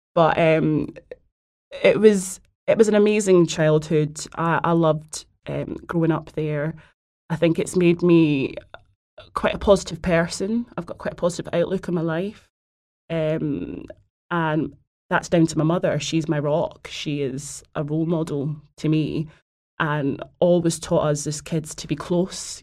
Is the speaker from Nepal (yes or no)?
no; Glasgow, Scotland, United Kingdom; now in London, United Kingdom; I'm from Glasgow